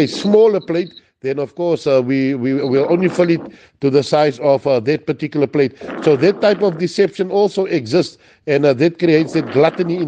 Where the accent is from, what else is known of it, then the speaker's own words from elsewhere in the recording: Cape Town, Western Cape, South Africa; growing up in Cape Town